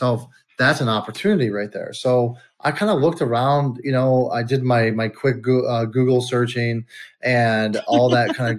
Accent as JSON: {"language": "English", "town": "Detroit", "region": "Michigan", "country": "United States", "tie": "born or raised there", "also_born_or_lived": "California", "said": "I'm a Detroit guy. I was born in California, but raised in Detroit"}